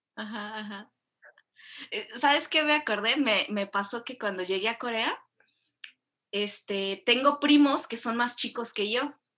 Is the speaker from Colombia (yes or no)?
no; Mexico; born or raised there; moved away as an adult; now in Korea